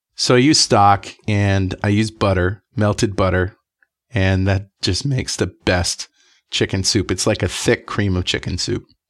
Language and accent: English; United States; from the United States